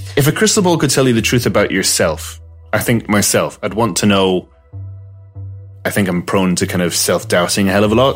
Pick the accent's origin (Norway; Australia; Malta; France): Malta; moved away as an adult; also born or lived in Glasgow, Scotland; now in Ireland; I was neither Maltese nor Scottish, but kind of floating in the middle somewhere in ether